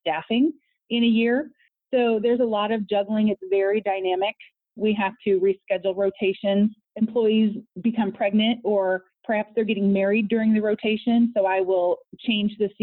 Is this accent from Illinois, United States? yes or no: yes; Peoria, Illinois, United States; also born or lived in Los Angeles; I am from Peoria